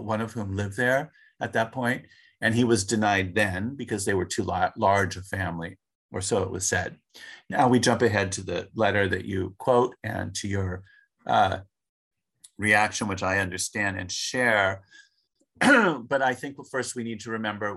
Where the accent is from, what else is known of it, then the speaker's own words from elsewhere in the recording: Los Angeles, California, United States; I grew up in Los Angeles